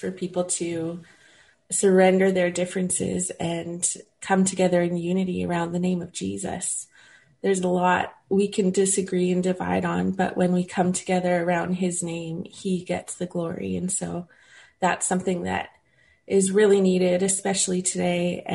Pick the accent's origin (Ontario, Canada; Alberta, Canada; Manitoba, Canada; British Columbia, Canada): Manitoba, Canada; Winnipeg; moved away as an adult; now in California, United States; I grew up in Winnipeg. I love Winnipeg. I was born and raised there